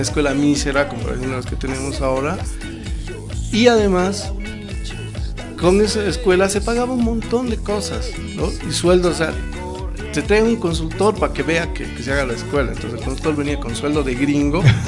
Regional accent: Bolivia; Somos bolivianos

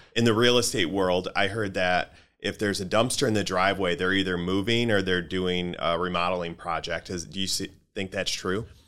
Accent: Grand Rapids, Michigan, United States; I grew up in Grand Rapids in um, in the '80s

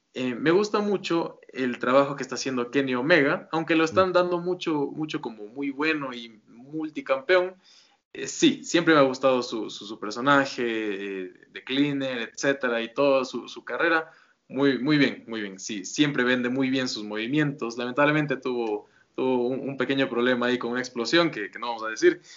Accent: Quito, Pichincha, Ecuador; yo soy de Ecuador

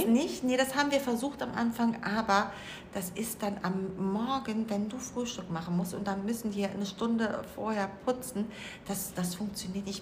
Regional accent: Cologne, North Rhine-Westphalia, Germany; moved away as an adult; now in Mallorca, Spain; sind aus Köln

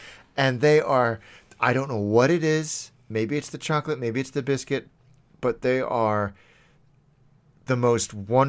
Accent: Hong Kong; And that was the great thing, again, about growing up in Hong Kong, is because the grocery stores had to cater to so many different cultures.

